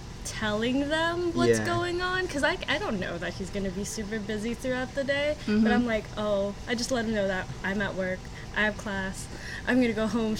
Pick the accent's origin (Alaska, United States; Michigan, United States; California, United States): California, United States; Los Angeles; I'm from LA.